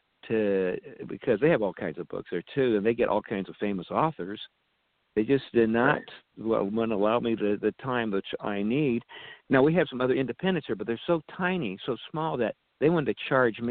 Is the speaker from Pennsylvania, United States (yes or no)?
no; the Bay Area, California, United States; moved away as an adult; now in Spokane, United States; I'm originally from the Bay Area